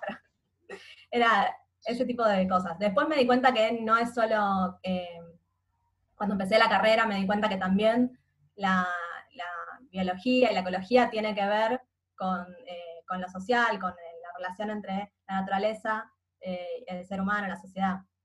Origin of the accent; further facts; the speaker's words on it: Buenos Aires, Argentina; Yo nací y siempre viví en Capital Federal